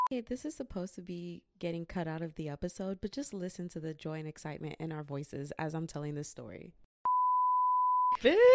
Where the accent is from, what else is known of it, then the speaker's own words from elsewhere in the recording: San Antonio, Texas, United States; also born or lived in College Station, Texas; I'm from San Antonio, bitch.